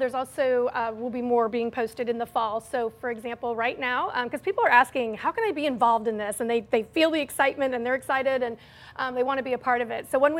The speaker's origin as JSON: {"language": "English", "region": "Arkansas", "country": "United States", "tie": "born or raised there", "also_born_or_lived": "San Antonio, Texas", "moved": "yes", "lives_now": "St. Louis, United States", "said": "I grew up in Arkansas, but I lived in San Antonio, Texas, and I worked there at a zoo for 7 years and lived there for about 15 years, but I've been here now for 15 years, I guess."}